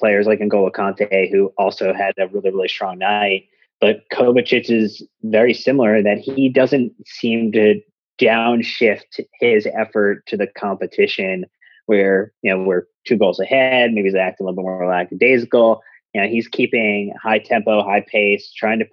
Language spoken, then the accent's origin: English; United States; an American